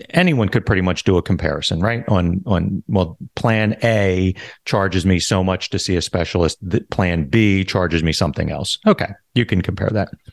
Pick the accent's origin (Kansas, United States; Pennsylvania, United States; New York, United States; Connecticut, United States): Pennsylvania, United States; Philadelphia; moved away as an adult; now in Florida, United States; I'm originally from Philadelphia, and I was a police officer for about seven and a half years